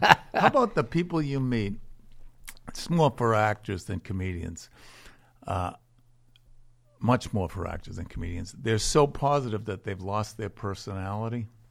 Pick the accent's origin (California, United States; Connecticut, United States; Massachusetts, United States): Massachusetts, United States; Boston; I was from Charlestown, and I went to caddy camp